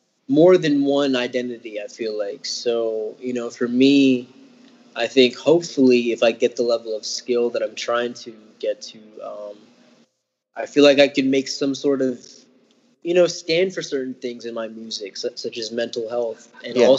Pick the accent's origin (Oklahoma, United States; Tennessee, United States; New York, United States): Tennessee, United States; Memphis; moved away as an adult; now in Madison, United States; I'm from Memphis. That's pretty much where I grew up